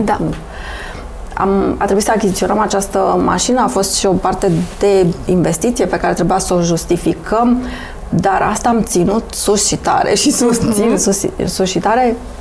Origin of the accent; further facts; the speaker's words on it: Romania; suntem români